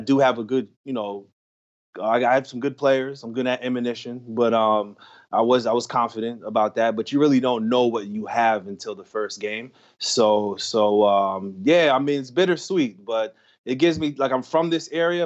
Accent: New York, United States; moved away; also born or lived in Los Angeles; I'm from New York

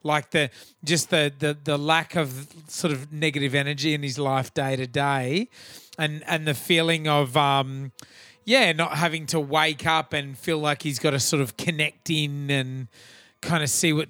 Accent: Australia; I grew up on a farm and the whole thought, I guess in kind of regional Australia in the 80s

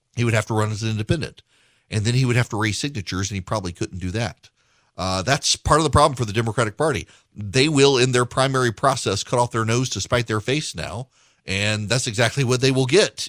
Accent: Louisiana, United States; now in Georgia, United States; I am from Louisiana

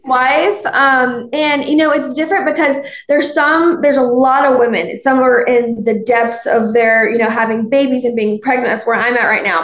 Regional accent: Alabama, United States; I'm from Alabama

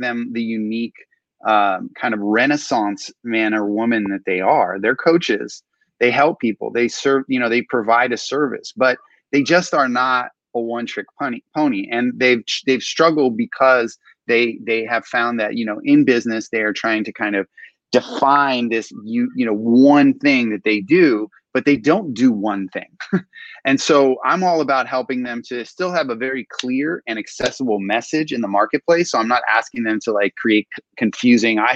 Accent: Southern California, United States; I'm all Southern California, born and raised

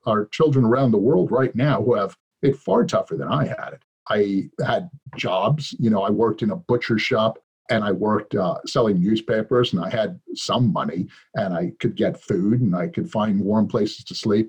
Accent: New York City, New York, United States; I grew up on the streets of New York

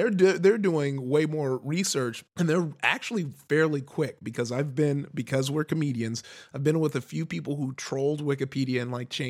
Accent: Compton, California, United States; because you know I grew up in Com- uh, Compton

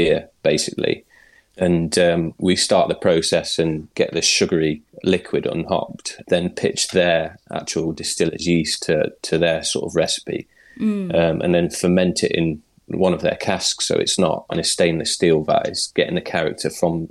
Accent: Nottingham, East Midlands, United Kingdom; moved away as an adult; also born or lived in London / Australia; now in Orkney, United Kingdom; back to Nottingham, my hometown, because I'm not Scottish or Orcadian, as you can probably tell by my voice

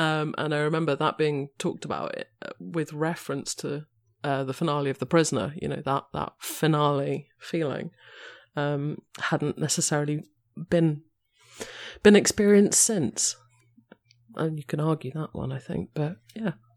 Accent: London, United Kingdom; I am a Londoner

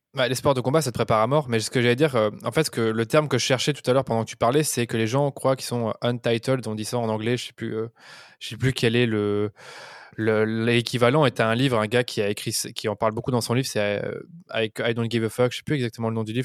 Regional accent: Belgium; moi je suis belge

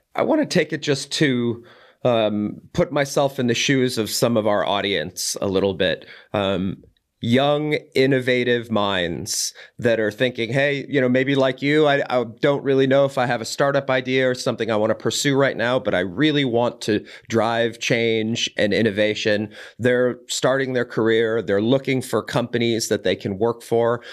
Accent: Boulder, Colorado, United States; my hometown of Boulder, Colorado

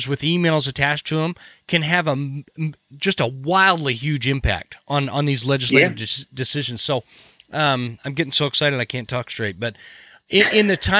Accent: United States; as an American

